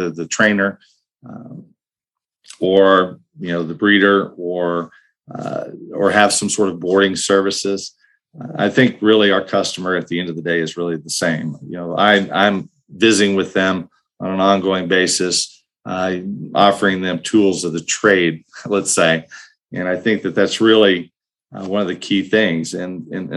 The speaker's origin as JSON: {"language": "English", "town": "Lubbock", "region": "Texas", "country": "United States", "tie": "born or raised there", "also_born_or_lived": "New Mexico / Arizona / Dallas-Fort Worth", "said": "my home state of Texas. I'm a West Texas kid originally from Lubbock"}